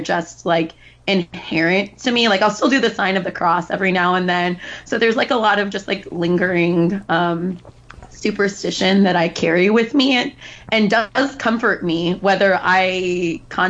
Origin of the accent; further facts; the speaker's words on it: South Texas, United States; I was raised pretty Catholic in South Texas in a Mexican household